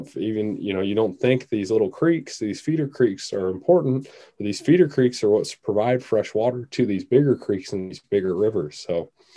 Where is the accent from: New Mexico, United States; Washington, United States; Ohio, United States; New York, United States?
Washington, United States; Seattle; growing up around Seattle, you know, we got a lot of urban rivers and creeks